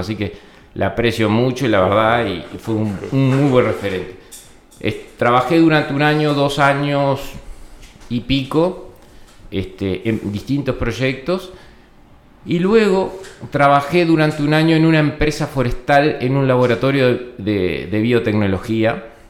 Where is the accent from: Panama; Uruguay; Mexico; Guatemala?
Uruguay; Florida; yo soy oriundo de Florida, de la ciudad de Florida. Eh, tengo una raíz rural, pero en realidad me crié en un, barrio este, de Florida